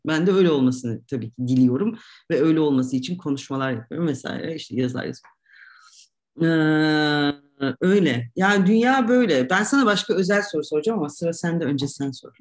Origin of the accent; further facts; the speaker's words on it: Turkey; moved away as an adult; also born or lived in Ankara / Istanbul / Oxford / Tunis; now in Zagreb, Croatia; öyle olan bir ülkede doğduk ve büyüyoruz